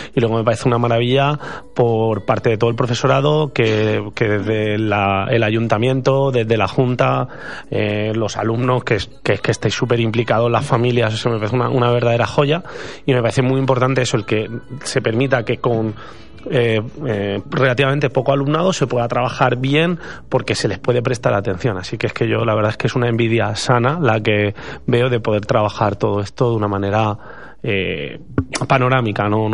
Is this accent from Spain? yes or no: yes; Ibi, Valencian Community, Spain; moved away as an adult; now in Veszprém, Hungary; soy de Ibi, que es un pueblo de Alicante, de la montaña, famoso por el juguetes y el helado, yo soy profesor en Hungría